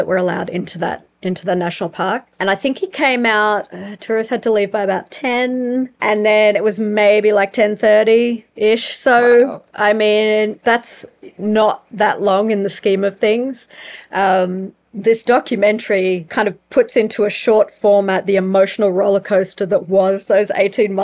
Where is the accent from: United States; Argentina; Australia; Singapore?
Australia; now in South Africa; as an Aussie